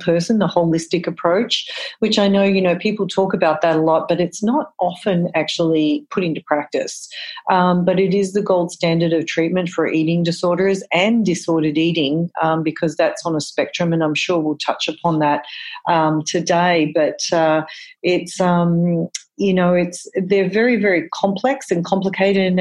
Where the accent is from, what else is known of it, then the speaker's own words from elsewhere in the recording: Australia; moved away as an adult; now in United States; I'm originally from Australia